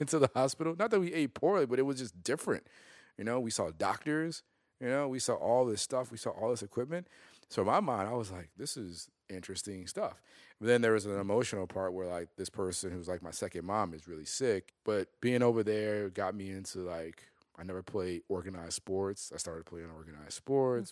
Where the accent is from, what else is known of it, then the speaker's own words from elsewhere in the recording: Chicago, Illinois, United States; when we moved from North Lawndale to Little Italy, I started to go to different schools